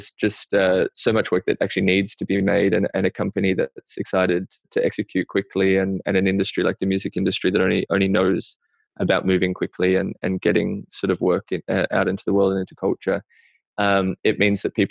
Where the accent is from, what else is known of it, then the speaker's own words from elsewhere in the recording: Australia; now in New York, United States; stuff that I feel like really as an Australian kind of like gives me the chills